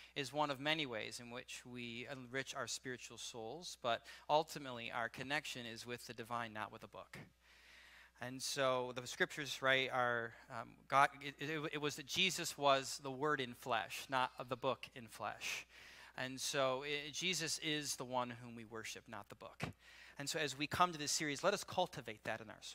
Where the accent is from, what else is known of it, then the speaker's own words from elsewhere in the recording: Midwest, United States; also born or lived in Kentucky; I'm a Midwestern boy